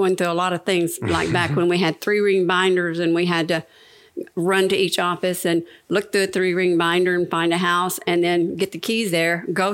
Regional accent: Alamogordo, New Mexico, United States; moved away as an adult; also born or lived in Arkansas / Las Cruces, New Mexico / Dallas, Texas / Arlington, Texas; now in Keene, United States; I was born in Arkansas, grew up in New Mexico, ended up back in Texas in 1977

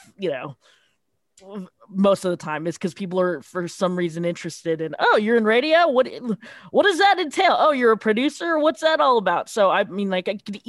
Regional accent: San Francisco, California, United States; growing up in California, growing up in San Francisco

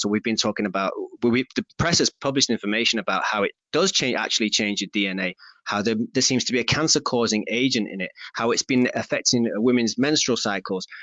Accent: Stockport, North West England, United Kingdom; I'm from Stockport, just down the road from Manchester.

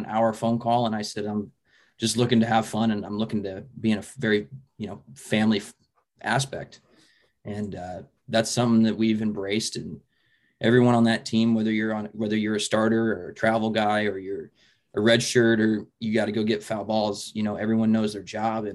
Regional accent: Papillion, Nebraska, United States; I grew up in Papillion, Nebraska, so I'm literally 10 minutes down the road from Bellevue

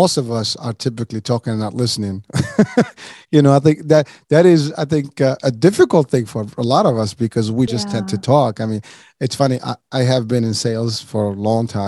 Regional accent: Morocco; moved away; I'm originally from Morocco

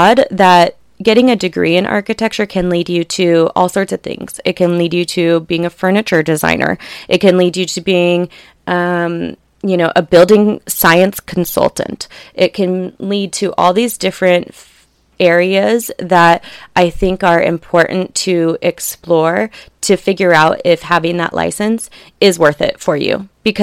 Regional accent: La Jolla, California, United States; Growing up in La Jolla

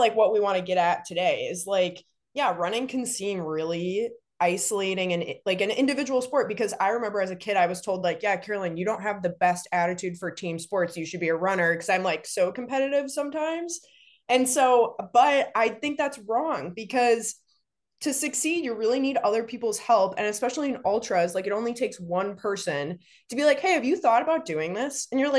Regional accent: Virginia, United States; Like, so I grew up in Northern Virginia and I would go down to UVA and like run with friends around there.

